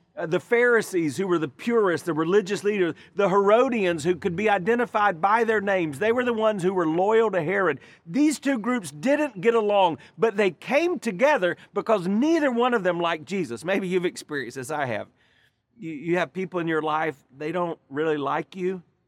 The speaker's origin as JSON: {"language": "English", "country": "United States", "said": "our nation"}